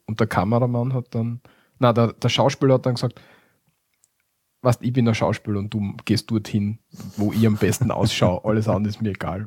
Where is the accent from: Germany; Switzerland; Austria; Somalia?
Austria; bei uns in Österreich